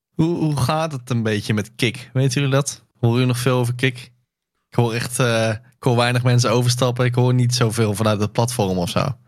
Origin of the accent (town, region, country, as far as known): Netherlands